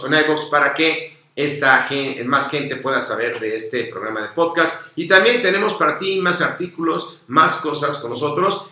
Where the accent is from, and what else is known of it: Mexico